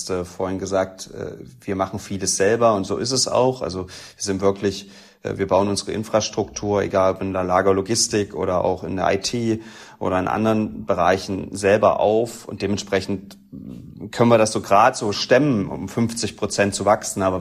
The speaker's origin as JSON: {"language": "German", "town": "Halle", "region": "Saxony-Anhalt", "country": "Germany", "said": "Na, ich sage natürlich Halle, ne, als Hallenser."}